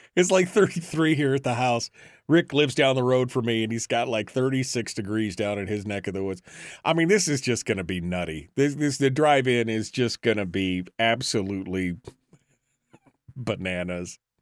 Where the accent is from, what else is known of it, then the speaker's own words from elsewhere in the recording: Fairbanks, Alaska, United States; now in Wasilla, United States; I'm originally from Fairbanks, which is up in the interior of the state